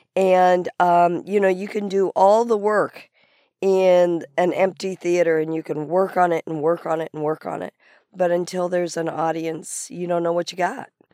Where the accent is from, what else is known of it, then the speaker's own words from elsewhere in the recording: Walla Walla, Washington, United States; moved away as an adult; also born or lived in Lacey, Washington / New York / Los Angeles; now in Seattle, United States; we grew up in Walla Walla. I'm the youngest of seven.